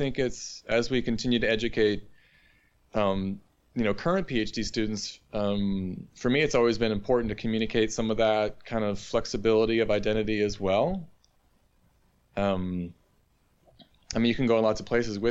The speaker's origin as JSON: {"language": "English", "region": "Northeast", "country": "United States", "also_born_or_lived": "Bloomington, Indiana", "moved": "as an adult", "lives_now": "Hanover, United States", "said": "I'm from the Northeast"}